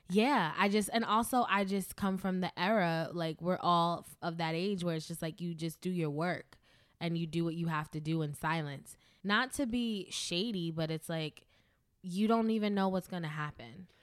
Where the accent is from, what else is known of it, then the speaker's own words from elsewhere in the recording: New York City, New York, United States; I'm from the Bronx, New York.